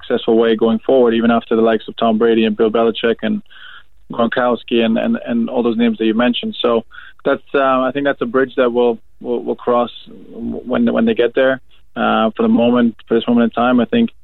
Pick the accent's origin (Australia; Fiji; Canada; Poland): Canada; my teenage years, I grew up in Canada